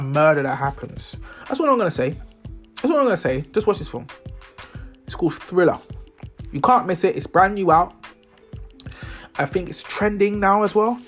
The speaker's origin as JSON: {"language": "English", "region": "London", "country": "United Kingdom", "said": "I'm from London."}